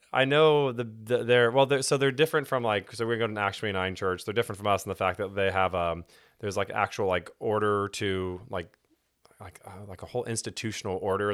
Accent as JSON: {"language": "English", "town": "Houston", "region": "Texas", "country": "United States", "tie": "born or raised there", "moved": "yes", "lives_now": "Fort Worth, United States", "said": "I grew up in Houston and was born into a Christian home"}